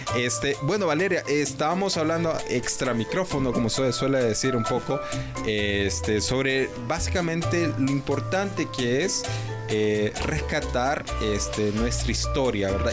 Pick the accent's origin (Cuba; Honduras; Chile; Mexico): Honduras; como hondureños